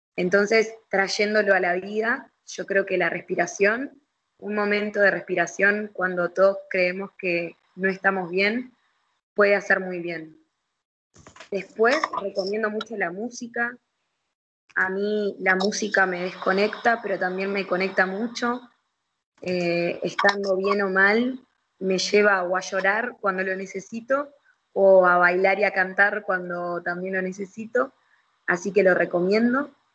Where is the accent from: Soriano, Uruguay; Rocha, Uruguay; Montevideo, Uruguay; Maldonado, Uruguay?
Montevideo, Uruguay; nosotros como montevideanos